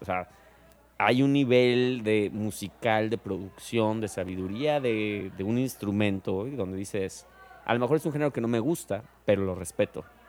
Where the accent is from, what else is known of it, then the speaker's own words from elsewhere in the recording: Mexico; como mexicana